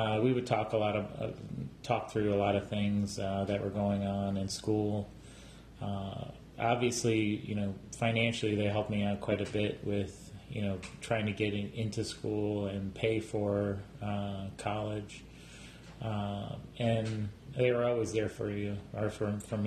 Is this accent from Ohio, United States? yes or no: yes; Strongsville, Ohio, United States; I grew up actually right outside Cleveland in Strongsville, Ohio